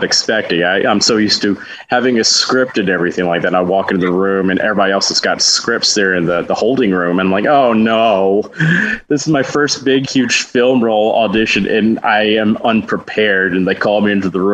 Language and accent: English; Huntsville, Alabama, United States; just doing children's theater in my hometown of Huntsville.